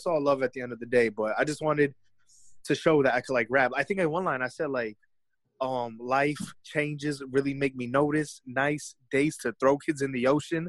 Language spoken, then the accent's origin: English; Clifton, New Jersey, United States; I'm from Clifton, New Jersey. That ain't shit. Like, I used to live in a condominium.